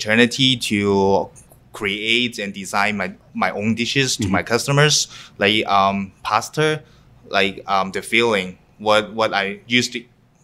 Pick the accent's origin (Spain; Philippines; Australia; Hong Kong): Hong Kong; English is a second language; now in Winnipeg, Canada; I loved to cook when I was 5 years old or 6 years old in Hong Kong, because I came from Hong Kong